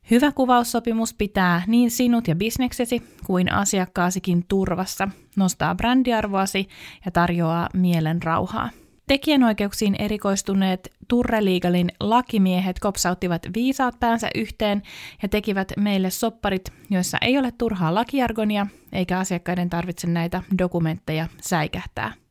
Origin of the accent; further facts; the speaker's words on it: Helsinki, Uusimaa, Finland; Mä olen syntynyt Helsingissä naisten klinikalla